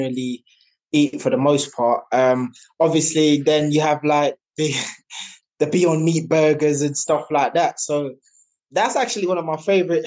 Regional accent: Jamaica; now in United Kingdom; growing up in Jamaica, we had our own animals

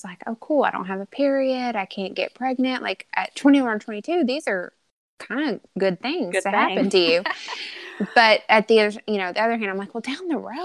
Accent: Arkansas, United States; born and raised in Arkansas

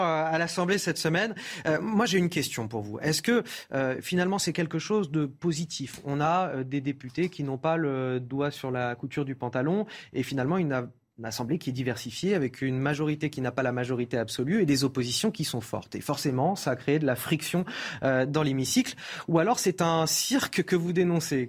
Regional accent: Paris, Île-de-France, France; en tant que Parisien

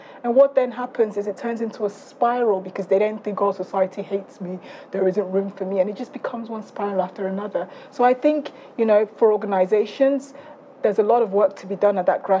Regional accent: South East England, United Kingdom; I grew up in Surrey, so forgive me.

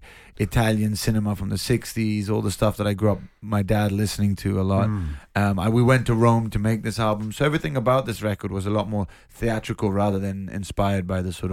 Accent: London, United Kingdom; I'm born and raised in London

